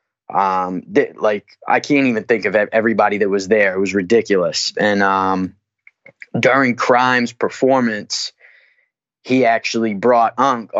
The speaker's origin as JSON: {"language": "English", "region": "Massachusetts", "country": "United States", "said": "I'm from Mass."}